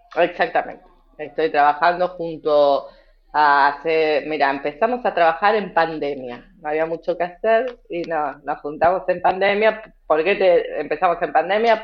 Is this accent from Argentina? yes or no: yes; Argentina; nos atraviesa a todos como argentinos y argentinas